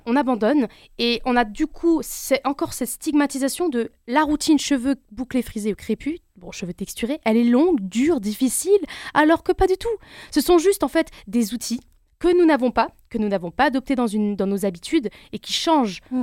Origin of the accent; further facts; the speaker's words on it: France; je suis algérienne turque d'origine, née en France